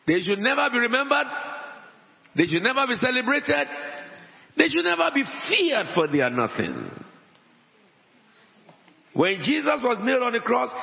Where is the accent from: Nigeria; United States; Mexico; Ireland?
Nigeria; Abeokuta, Ogun State; moved away; also born or lived in Wales; I am an Egba man. I came from Abeokuta before I'm a Welshman.